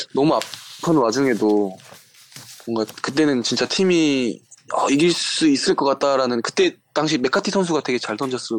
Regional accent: Suncheon, South Jeolla, South Korea; moved away as an adult; also born or lived in Busan; now in Changwon, South Korea; 순천에서 네 고등학교 때까지 계속 순천에 있다가

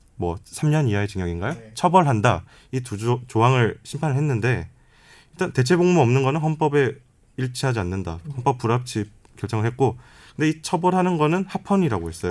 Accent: Changwon, South Gyeongsang, South Korea; 저는 이제 고향이 창원이다 보니까

